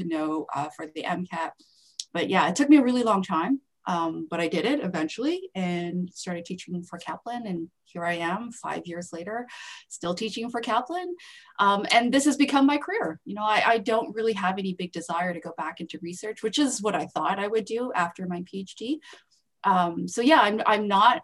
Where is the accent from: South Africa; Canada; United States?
Canada; also born or lived in Calgary; I'm Canadian, by the way, so I'm not even American